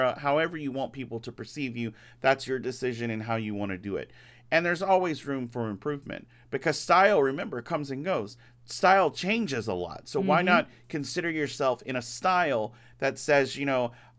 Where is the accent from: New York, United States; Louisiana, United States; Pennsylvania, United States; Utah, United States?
Louisiana, United States; I come from Louisiana